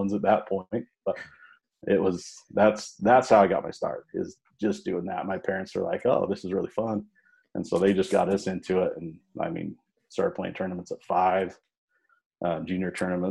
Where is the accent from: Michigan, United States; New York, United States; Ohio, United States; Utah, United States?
Utah, United States; Salt Lake Valley; Born and raised in Utah, born and raised in Salt Lake Valley